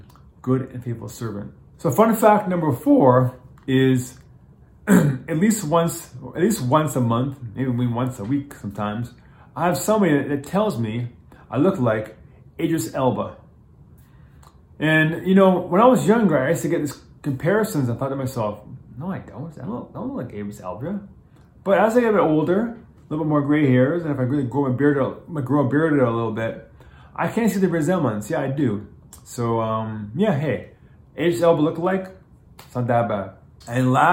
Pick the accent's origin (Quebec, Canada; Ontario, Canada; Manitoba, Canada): Ontario, Canada; Toronto; also born or lived in Japan / New York / Los Angeles; I actually live in Toronto. I'm Canadian. I'm born in Toronto.